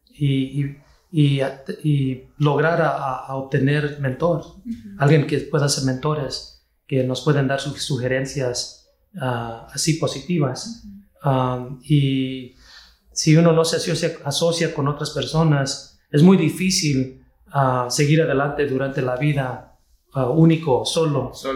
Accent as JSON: {"language": "Spanish", "town": "Kansas City", "region": "Missouri", "country": "United States", "tie": "born or raised there", "said": "Yo nací aquí en la ciudad de Kansas City, Missouri, en los Estados Unidos"}